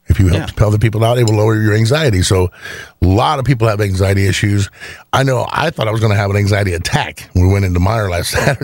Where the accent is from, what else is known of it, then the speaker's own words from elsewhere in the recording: Indiana, United States; I'm from Indiana.